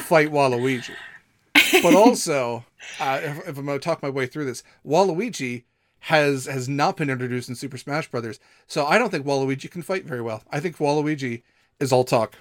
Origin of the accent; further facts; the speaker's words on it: Midwest, United States; I'm from the Midwest